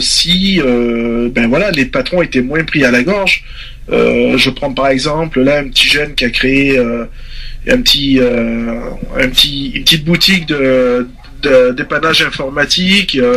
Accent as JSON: {"language": "French", "country": "France", "said": "en tant que français et père de famille"}